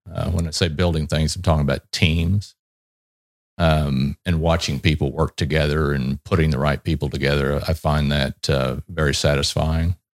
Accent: Texas, United States; I'm originally from Texas, Um, and, you know, being in Texas, growing up in Texas

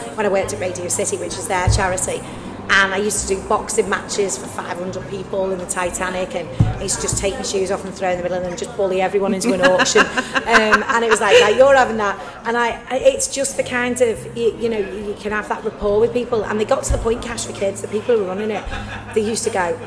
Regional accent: Southport, North West England, United Kingdom; I'm from here, I was born in Southport

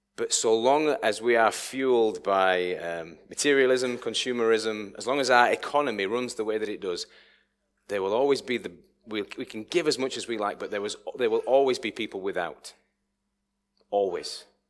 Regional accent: United Kingdom; we're quite British people, people who live on this island

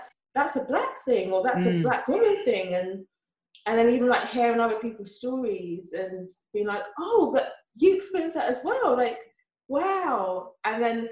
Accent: England, United Kingdom

